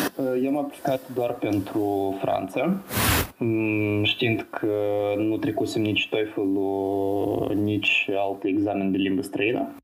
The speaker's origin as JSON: {"language": "Romanian", "region": "Chișinău", "country": "Moldova", "moved": "as an adult", "lives_now": "Lyon, France", "said": "vin uh, din Chișinău, uh, din sectorul Băicani."}